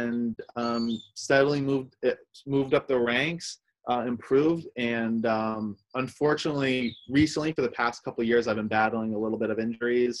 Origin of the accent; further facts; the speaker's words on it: Rhode Island, United States; also born or lived in Argentina; We grew up in Rhode Island